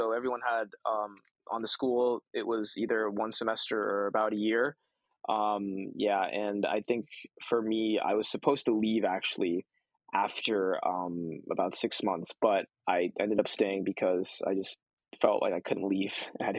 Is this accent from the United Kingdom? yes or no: no; South Korea; first language Korean; also born or lived in United States; I mean, I honestly, growing up, Korean was my first language, but I forgot a lot of it once I started school in the States.